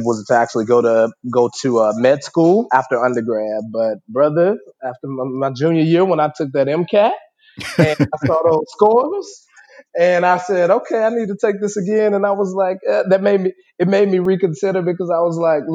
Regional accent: Memphis, Tennessee, United States; moved away; I grew up. I'm originally from Memphis, Tennessee

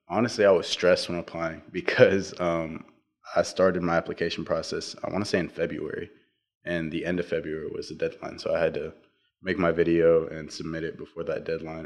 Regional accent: Navasota, Texas, United States; I'm from Navasota, Texas, and I go to Navasota High School

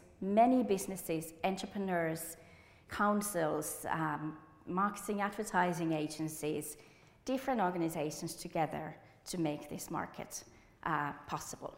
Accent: Enontekiö, Lapland, Finland; English is a second language; moved away as an adult; now in United Kingdom; I'm originally from Enontekiö, which is one of the most northern parts of Finland

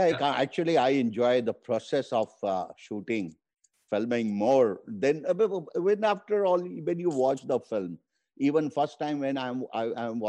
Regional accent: India; first language Hindi; English is a second language; my native language, Hindi

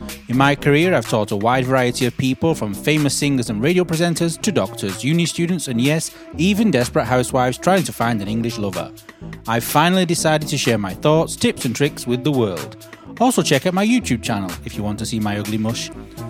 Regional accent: United States; I'm American.

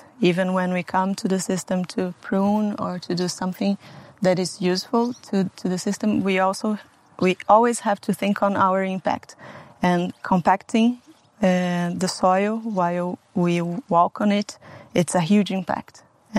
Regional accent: Brazil; English is a second language; moved away as an adult; also born or lived in Portugal / Spain; now in Italy; Well, Felipe and I, since we moved from Brazil, we lived in Portugal and then in Spain, and now we are here.

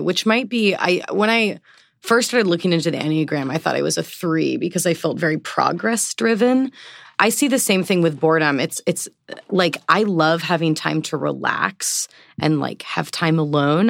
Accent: Portland, Oregon, United States; moved away as an adult; now in East Coast, United States; I am from Portland, Oregon. I've been living on the East Coast for about six years now

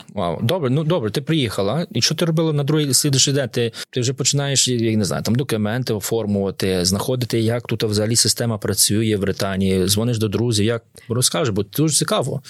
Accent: Khmelnytskyi, Khmelnytskyi Oblast, Ukraine; now in United Kingdom; я сам з Хмельницького

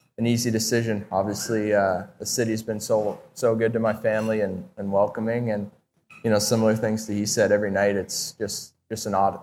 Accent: north of Toronto, Ontario, Canada; moved away as an adult; now in St. Louis, United States; I grew up north of Toronto, kind of like a smaller town

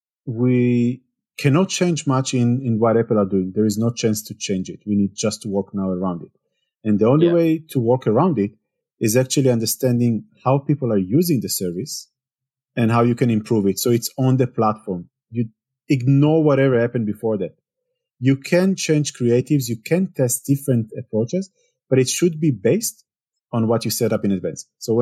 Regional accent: Israel; English is a second language; now in Germany; Well, I moved to Germany 8 years ago. I'm coming originally from Israel. If you cannot hear it from the accent, which most people think I'm French somehow, or then the second option is Spanish, never Israeli.

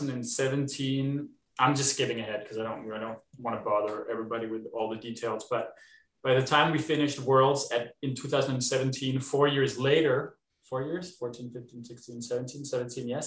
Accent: Denmark; moved away as an adult; now in Canada; I'm from Denmark. I was born and raised in Denmark, moved to Canada when I was 21.

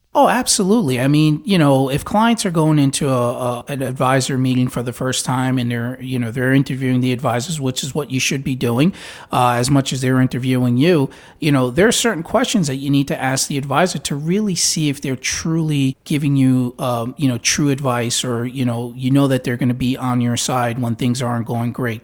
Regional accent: New York, United States; now in Tampa, United States; I'm from New York

